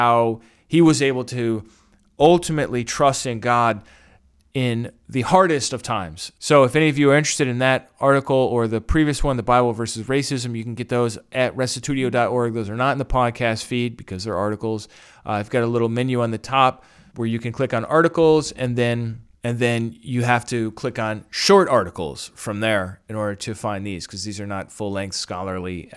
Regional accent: New York, United States; accent: New York; my regular New York accent.

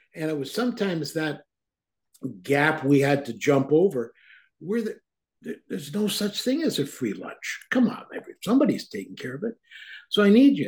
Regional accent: Toronto, Ontario, Canada; also born or lived in Guelph; When I was a young kid growing up in Toronto

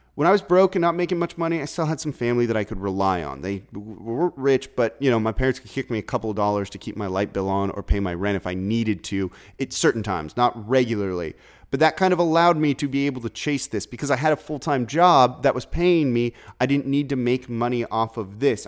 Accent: Los Angeles, California, United States; now in New Orleans, United States; I'm from Los Angeles, grew up a huge Laker fan

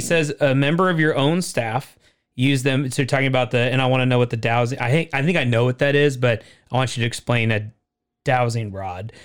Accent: Portland, Oregon, United States; I grew up in Portland

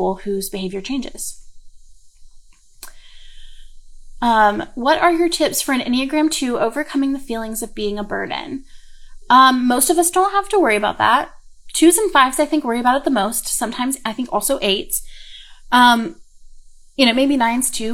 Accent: the South, United States; accent: southern; My southern accent just went

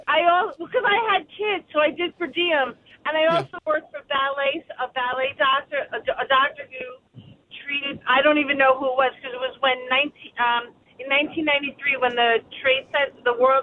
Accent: New York City, New York, United States; I'm from Queens.

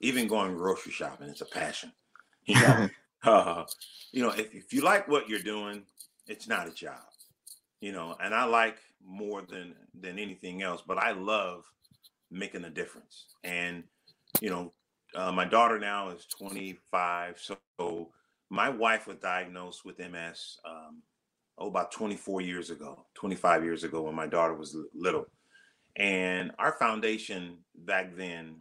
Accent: Los Angeles, California, United States; moved away as an adult; also born or lived in Arizona; now in Cincinnati, United States; Born and raised in South Central Los Angeles

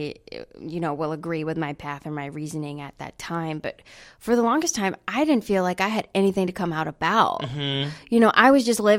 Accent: North Carolina, United States; now in New York City, United States; I'm from North Carolina

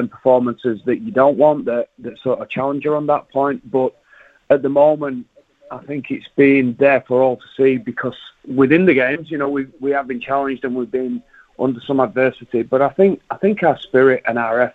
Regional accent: England, United Kingdom; moved away as an adult; now in New Zealand; as an English guy coming in here

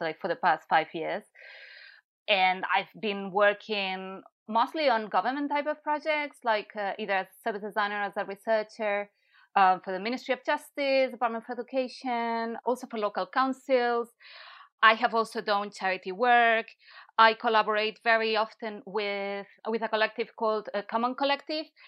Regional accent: Barcelona, Catalonia, Spain; moved away as an adult; also born or lived in London / Italy; now in Brighton, United Kingdom; I'm from Barcelona, and I've been in the U K for seven or eight years.

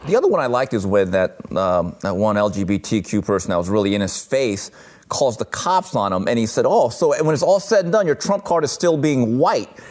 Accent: Los Angeles, California, United States; I'm this Asian kid growing up in East LA, suburban family

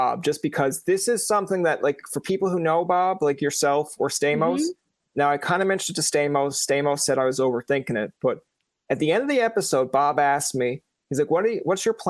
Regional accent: Canada; I am Canadian

